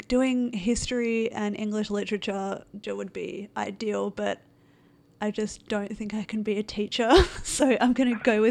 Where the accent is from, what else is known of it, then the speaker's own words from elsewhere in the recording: Australia; now in Vancouver, Canada; I live in Vancouver now, but I'm originally from Australia